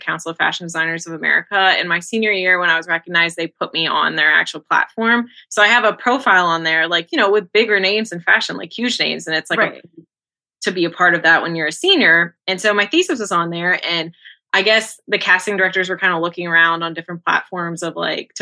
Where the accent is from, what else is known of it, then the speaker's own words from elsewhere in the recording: Cincinnati, Ohio, United States; also born or lived in Chicago; I grew up in Cincinnati, Ohio, and then I went to art school in Chicago, and then I recently moved back.